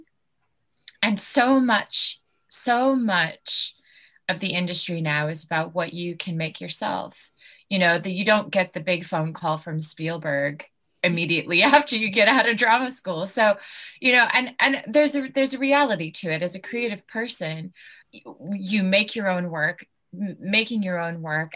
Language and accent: English; California, United States; moved away as an adult; now in United Kingdom; I grew up in California and spent most, if not all my life there